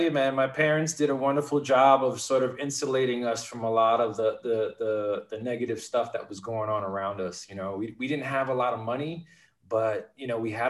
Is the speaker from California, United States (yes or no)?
no; Bronx, New York, United States; Well, you know, I come from a very modest lower middle class Puerto Rican family.